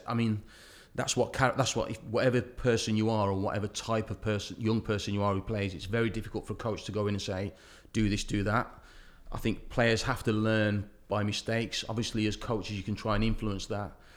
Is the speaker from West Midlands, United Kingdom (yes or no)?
yes; Wolverhampton, West Midlands, United Kingdom; as my hometown, Wolverhampton